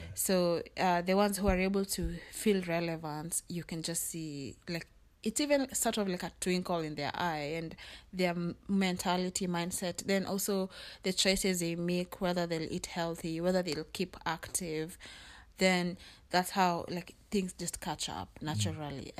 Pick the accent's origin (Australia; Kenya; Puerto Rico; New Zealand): Kenya; now in United States; in Kenya there's so many languages, which is a good thing because you learn so many languages, but I wasn't fluent in my mom's like my mother tongue